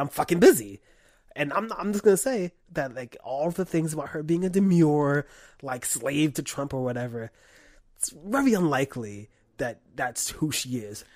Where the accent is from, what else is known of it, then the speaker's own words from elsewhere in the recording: New York, United States; I'm from New York